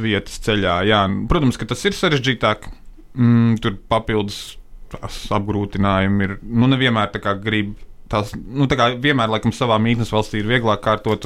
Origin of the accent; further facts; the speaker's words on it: Latvia; mēs no Latvijas uh, devāmies uz tālāku apdzīvoto vietu no mājām, no Latvijas